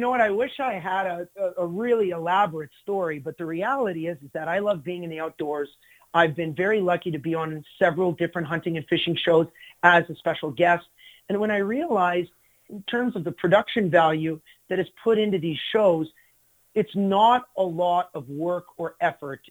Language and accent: English; Glendon, Alberta, Canada; in my hometown